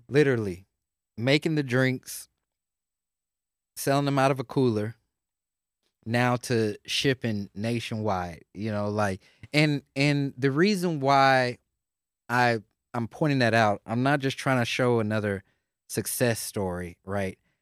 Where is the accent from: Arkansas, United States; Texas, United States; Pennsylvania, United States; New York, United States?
Texas, United States; Houston; I grew up in Houston